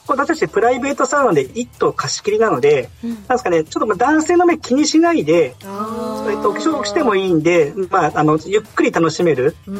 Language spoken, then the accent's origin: Japanese; Tokyo, Japan; now in Hokkaido, Japan; なんか私東京の人間なんですね